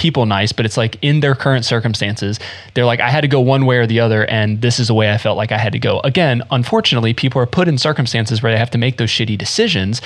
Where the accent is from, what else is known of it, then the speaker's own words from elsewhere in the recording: Smithfield, North Carolina, United States; also born or lived in Florida; I grew up in North Carolina, and when we first moved to North Carolina from Florida, I was 5 or 6 years old